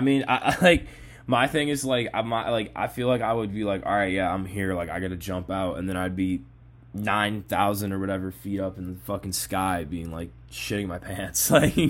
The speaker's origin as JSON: {"language": "English", "region": "East Coast", "country": "United States", "moved": "yes", "lives_now": "Chicago, United States", "said": "I'm from the East"}